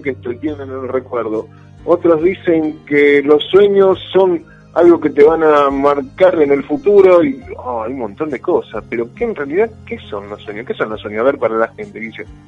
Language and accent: Spanish; Buenos Aires, Argentina; moved away as an adult; now in Mar del Plata, Argentina; yo vengo de Buenos Aires, vine hace 26 años